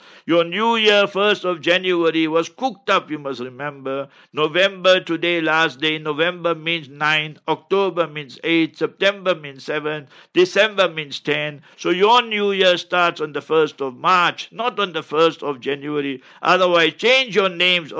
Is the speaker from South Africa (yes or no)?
yes; Heidelberg, Gauteng, South Africa; I was born in Heidelberg, a stronghold of the Nationalist Party